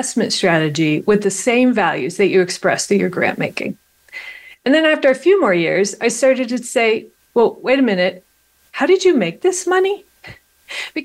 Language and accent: English; Ohio, United States; I was born in Ohio.